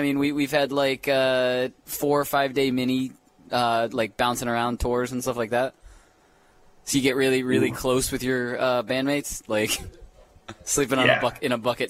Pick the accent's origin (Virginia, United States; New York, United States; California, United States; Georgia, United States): Virginia, United States; Manassas; moved away as an adult; also born or lived in New Jersey; where I actually grew up, like Northern Virginia, D.C.